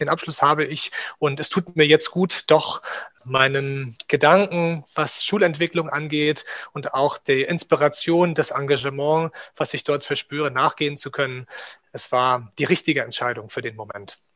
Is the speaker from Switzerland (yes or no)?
no; Rostock, Mecklenburg-Vorpommern, Germany; moved away as an adult; also born or lived in Leipzig / Thuringia; gebürtiger Rostocker